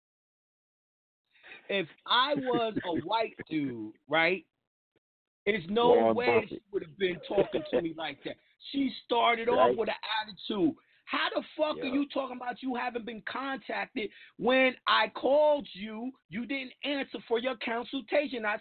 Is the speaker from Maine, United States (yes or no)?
no; New York, United States; I'm a fucking New Yorker